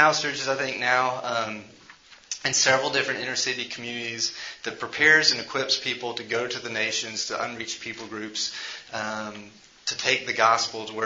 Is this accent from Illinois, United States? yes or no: no; Memphis, Tennessee, United States; I'm from Memphis